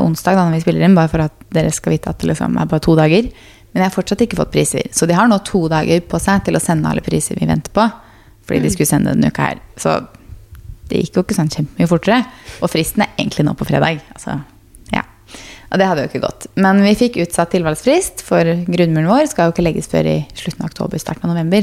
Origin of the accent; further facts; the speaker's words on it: Fredrikstad, Østfold, Norway; moved away; vi var hjemme i Fredrikstad